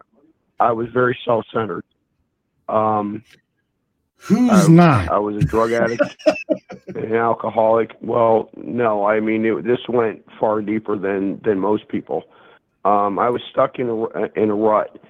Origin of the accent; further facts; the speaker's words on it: near Philadelphia, Pennsylvania, United States; moved away; also born or lived in Bible Belt; I grew up near Philadelphia, so I mean, I live in the Bible Belt in Redneckville